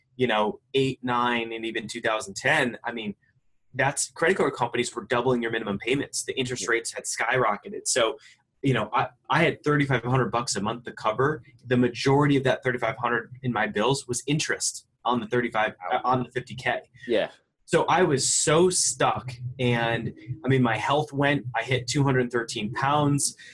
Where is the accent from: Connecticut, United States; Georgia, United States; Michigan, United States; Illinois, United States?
Connecticut, United States; I grew up in, in Connecticut and, you know, just uh, in a blue collar, you know, middle class home.